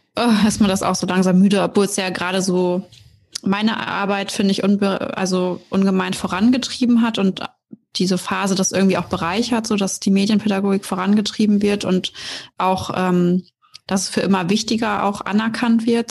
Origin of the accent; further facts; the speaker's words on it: Oldenburg, Lower Saxony, Germany; bin 28 Jahre alt und komme aus Oldenburg.